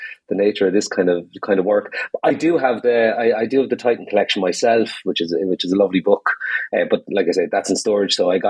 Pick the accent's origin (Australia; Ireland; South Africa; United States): Ireland; accent: Irish; one bit might be obvious from me accent, you know, because I'm pretty Irish myself.